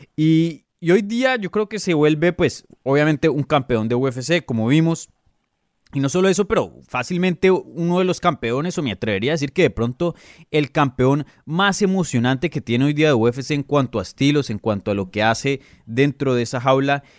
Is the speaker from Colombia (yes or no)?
yes; Colombia; now in Florida, United States; soy colombiano